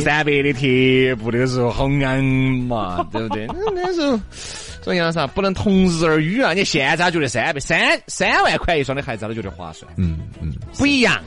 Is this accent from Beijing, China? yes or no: no; Chengdu, Sichuan, China; 我们成都人